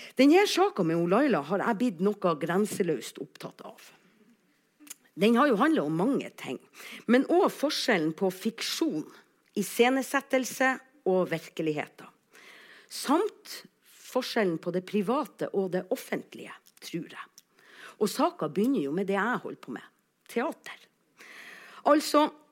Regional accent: Alsvåg, Nordland, Norway; accent: Northern Norwegian; jeg kommer altså fra Alsvåg

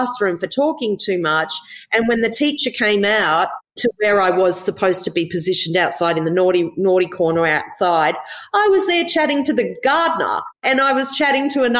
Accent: Gold Coast, Queensland, Australia; We grew up on the Gold Coast

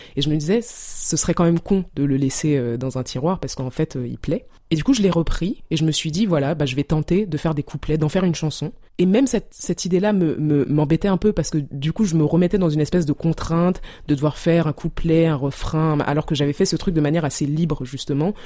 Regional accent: Douala, Littoral, Cameroon; moved away; mon enfance au Cameroun, à Douala

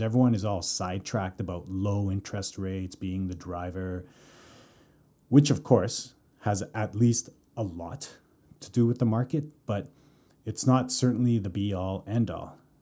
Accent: Calgary, Alberta, Canada; moved away as an adult; now in Vancouver, Canada; born and raised in Calgary, currently living in Vancouver.

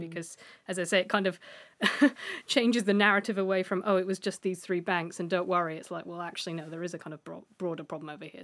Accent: United Kingdom; as a Brit

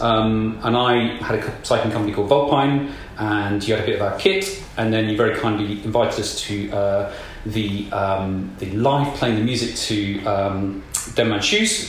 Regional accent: South Nottinghamshire, East Midlands, United Kingdom; I'm from East Midlands and from South Nottinghamshire

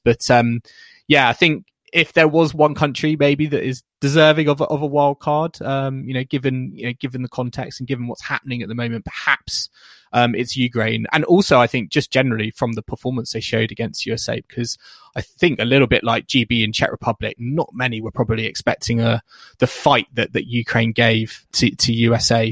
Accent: United Kingdom; as a British tennis fan

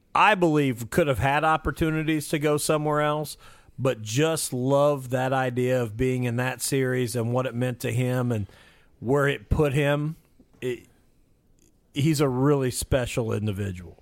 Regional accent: Mitchell, Indiana, United States; I grew up in Mitchell, Indiana

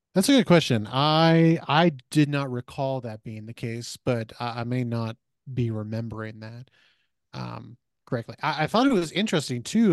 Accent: Missouri, United States; I grew up in Missouri

